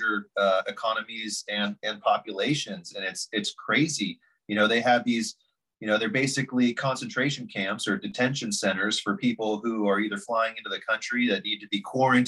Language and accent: English; Silicon Valley, California, United States; growing up in Silicon Valley